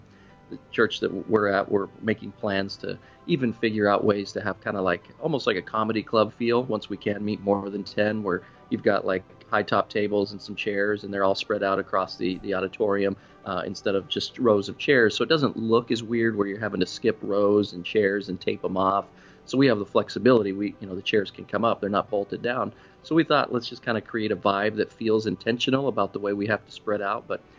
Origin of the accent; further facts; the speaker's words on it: Florida, United States; moved away; I came from South Florida and, you know, I had the South Florida colors and the flamboyant fashion